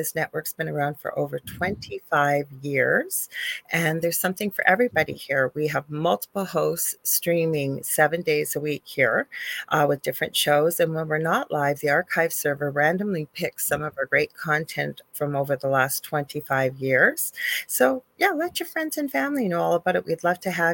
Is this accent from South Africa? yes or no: no; Canada; I'm a Canadian clairvoyant medium.